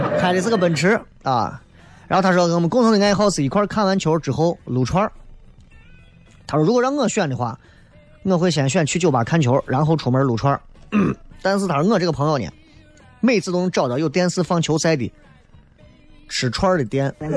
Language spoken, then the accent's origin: Chinese; Xi'an, Shaanxi, China; 我来自西安长春铺子